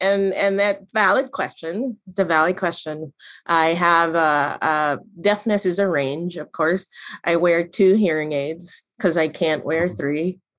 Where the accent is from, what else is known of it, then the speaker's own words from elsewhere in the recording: Manila, Metro Manila, Philippines; moved away as an adult; now in Pittsburgh, United States; I consider myself a Pittsburgher. I moved to Pittsburgh from Manila, Philippines, back in 1992. So I've lived in Pittsburgh for 30 years with the intention of going to Pitt.